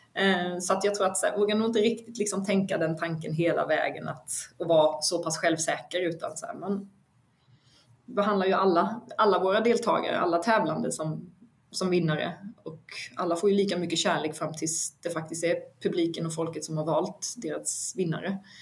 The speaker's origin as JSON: {"language": "Swedish", "town": "Vetlanda", "region": "Jönköping County", "country": "Sweden", "said": "jag är ju från Vetlanda"}